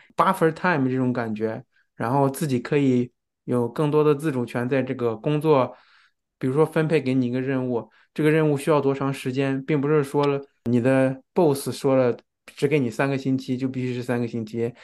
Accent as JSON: {"language": "Chinese", "country": "China", "moved": "yes", "lives_now": "Japan", "said": "对于在日本生活的人来说，中国人，我们也是外国人的"}